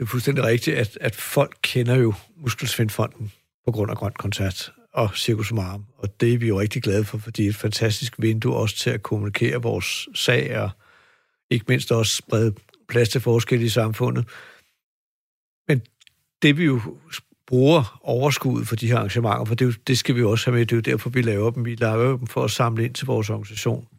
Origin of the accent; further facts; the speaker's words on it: Denmark; vi som danskere